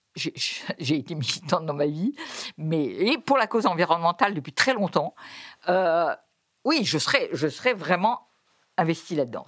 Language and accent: French; France; chez nous, en France